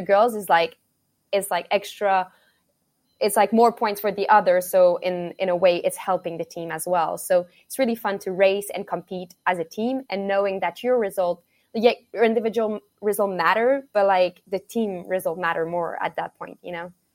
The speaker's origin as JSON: {"language": "English", "town": "Montreal", "region": "Quebec", "country": "Canada", "moved": "yes", "said": "I'm from Montreal, Canada"}